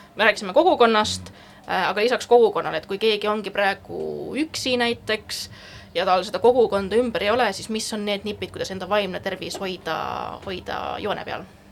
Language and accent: Estonian; Estonia; moved away as an adult; also born or lived in Netherlands; ma olen eestlane